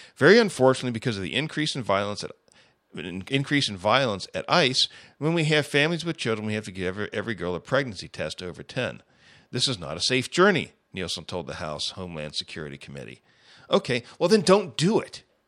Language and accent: English; United States; As an American citizen, I'm tired of watching my country